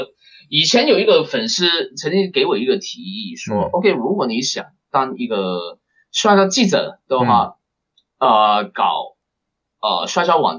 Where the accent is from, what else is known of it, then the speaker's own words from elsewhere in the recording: Hong Kong; 我出生地的香港